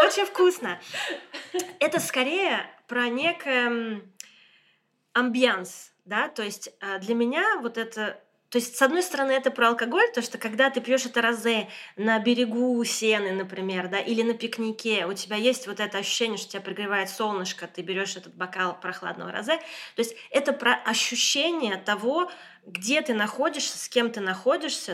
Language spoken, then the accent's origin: Russian; Moscow, Russia; moved away as an adult; now in Boulogne-Billancourt, France; я из Москвы